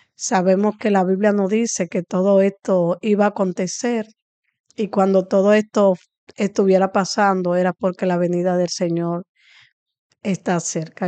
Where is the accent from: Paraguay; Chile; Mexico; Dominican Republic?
Dominican Republic; Santo Domingo Oeste, Distrito Nacional; Nací aquí en el Batey Palabé y he crecido aquí, me desarrollé aquí